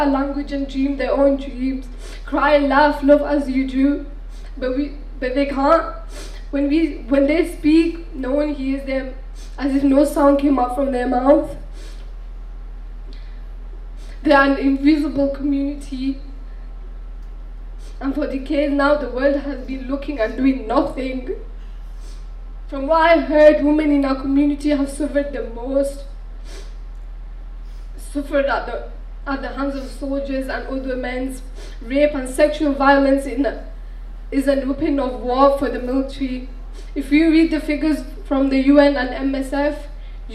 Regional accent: Bangladesh; now in United Kingdom; I was born in Bangladesh

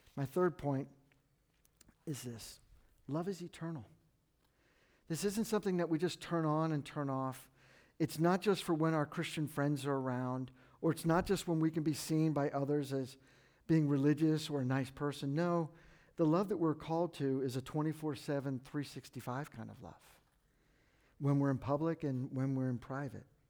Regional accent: McLean, Virginia, United States; also born or lived in Washington, D.C. / Fairfax, Virginia; I was born at Georgetown Hospital, I grew up in McLean, and I, I live in Fairfax now, and, and I know the Northern Virginia lifestyle

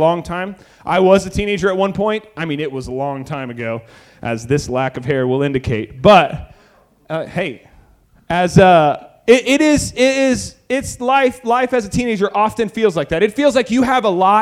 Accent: Texas, United States; I'm from Texas

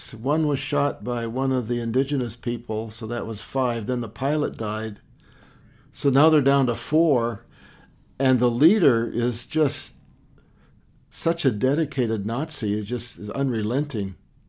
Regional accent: Lewistown, Montana, United States; growing up in Lewistown, Montana, we had two big Hutterite colonies close by.

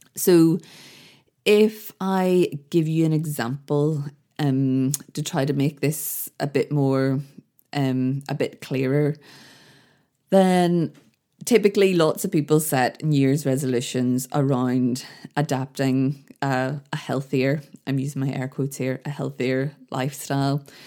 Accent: Belfast, Northern Ireland, United Kingdom; when I grew up in Belfast, the place I lived, the street I grew up in, had a real community feel

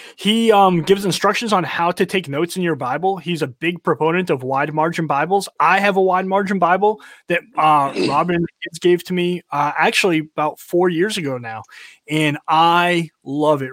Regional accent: North Carolina, United States; I grew up in North Carolina. We don't have liberals here

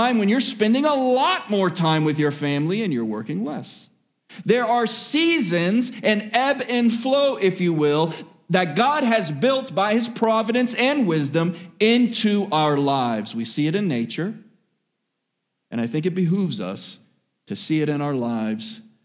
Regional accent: Miami, Florida, United States; born and raised in Miami

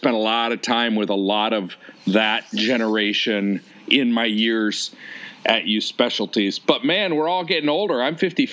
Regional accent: Detroit, Michigan, United States; also born or lived in Chicago / Omaha, Nebraska / Orange County, California / Pasadena; now in San Diego, United States; I'm from Detroit, and all my family and my wife's family, they're all there

